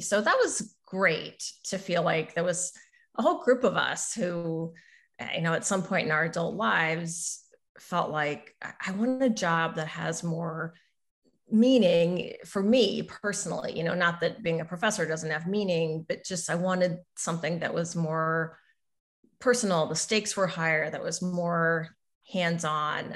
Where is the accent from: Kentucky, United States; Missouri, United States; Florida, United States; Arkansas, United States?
Missouri, United States; Southern; moved away; I grew up in Southern Missouri